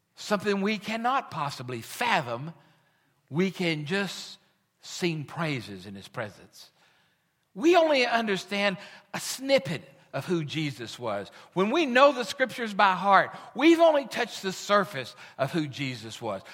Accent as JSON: {"language": "English", "country": "United States", "said": "We are American"}